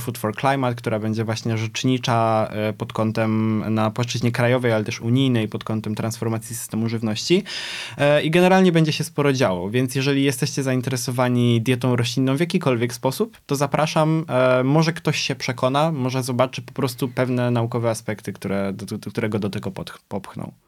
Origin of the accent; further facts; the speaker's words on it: Poznań, Greater Poland, Poland; jestem z Poznania